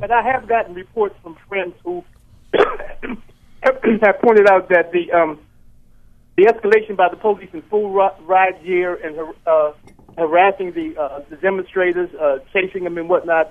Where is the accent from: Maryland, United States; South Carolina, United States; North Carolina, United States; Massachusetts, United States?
Maryland, United States; Baltimore; moved away as an adult; now in Baton Rouge, United States; I, live in uh, uh, Baton Rouge now. I'm originally from Baltimore